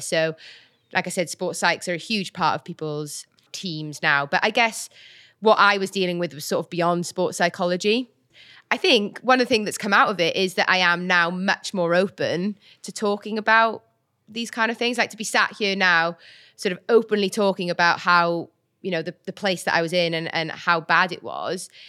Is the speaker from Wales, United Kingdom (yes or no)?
yes; Welsh, Wales, United Kingdom; also born or lived in Birmingham; I'm Welsh